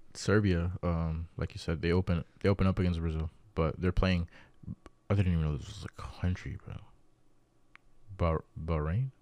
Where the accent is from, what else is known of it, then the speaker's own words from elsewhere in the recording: Dominican Republic; I'm from Dominican Republic